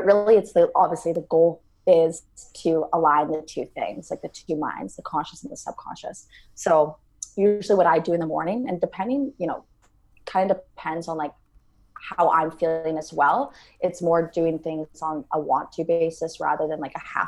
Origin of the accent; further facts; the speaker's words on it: Canada; born and raised in Canada